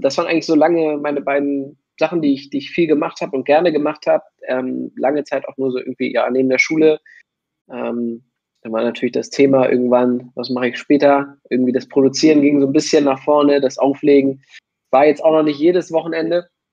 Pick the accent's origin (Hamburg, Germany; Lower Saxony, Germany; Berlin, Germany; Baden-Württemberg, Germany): Hamburg, Germany; ich komme aus Hamburg